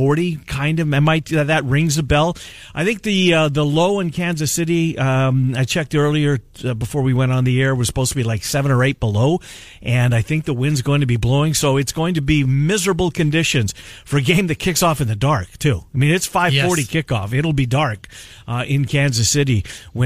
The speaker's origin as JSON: {"language": "English", "country": "Canada", "tie": "born or raised there", "moved": "yes", "said": "that was life as a Canadian boy in the summertime, was hunting and fishing"}